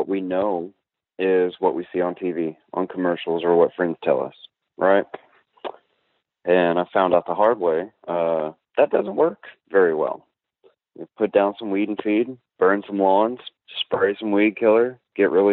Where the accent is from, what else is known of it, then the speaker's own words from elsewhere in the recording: League City, Texas, United States; I'm a H-Town baby. So I'm 31. I grew up here in Houston in the League City area, in between here and Galveston